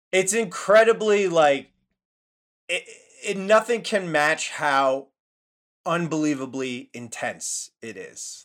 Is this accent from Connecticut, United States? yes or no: yes; Connecticut, United States; moved away; also born or lived in New York / Philadelphia / Boston; I was born in New York, Uh, grew up in Connecticut, and then I moved to Philly